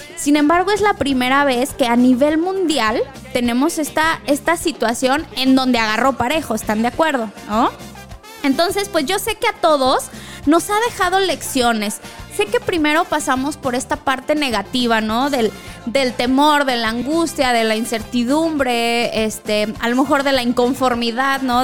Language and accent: Spanish; Mexico; como mexicanos